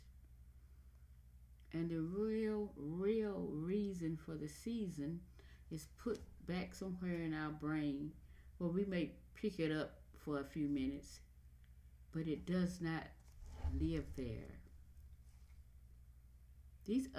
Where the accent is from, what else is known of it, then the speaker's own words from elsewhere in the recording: United States; I'm an American.